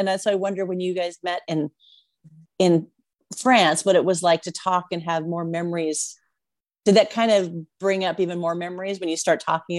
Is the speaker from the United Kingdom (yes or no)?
no; United States; where I'm from America